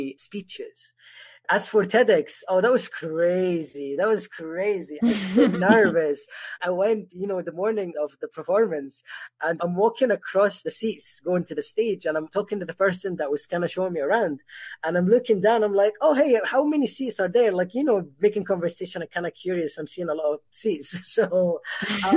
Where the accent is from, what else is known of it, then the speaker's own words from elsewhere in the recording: Egypt; moved away; growing up in Egypt as a trans person was very horrible.